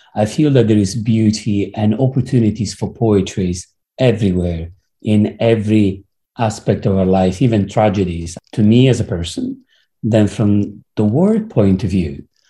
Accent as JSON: {"language": "English", "town": "Rome", "region": "Lazio", "country": "Italy", "tie": "born or raised there", "moved": "yes", "lives_now": "London, United Kingdom", "said": "I was born in Rome, obviously with all whatever it means from the point of view of the belief and Catholicism. But then I moved to London"}